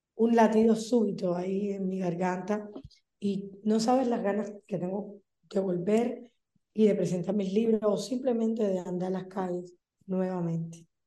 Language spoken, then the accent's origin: Spanish; Cuba; moved away; soy una cubana empernida